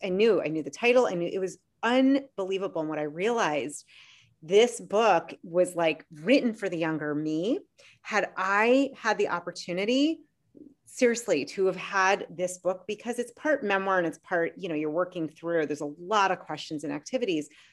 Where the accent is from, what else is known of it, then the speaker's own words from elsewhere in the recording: Boston, Massachusetts, United States; moved away; I'm from Boston